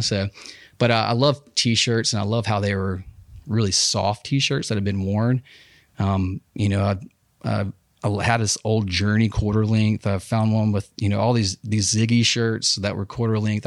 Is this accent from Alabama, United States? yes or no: yes; Huntsville, Alabama, United States; also born or lived in Dothan, Alabama; I was born in Huntsville Hosp, Hosp, Huntsville Hospital, um, eighty-one.